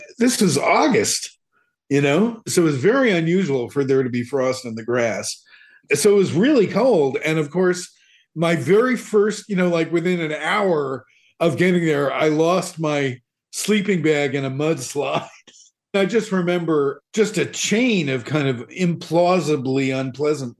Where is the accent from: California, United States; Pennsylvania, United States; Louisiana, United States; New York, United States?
New York, United States; New York City; when I was growing up in Queens